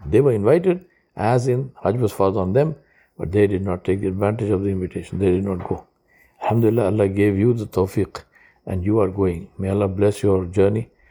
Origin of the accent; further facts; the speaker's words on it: Hyderabad, Telangana, India; I'm from Hyderabad